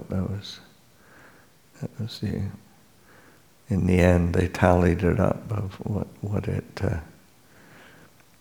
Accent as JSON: {"language": "English", "country": "Canada", "moved": "yes", "lives_now": "California, United States", "said": "I'm from Canada, coming to California"}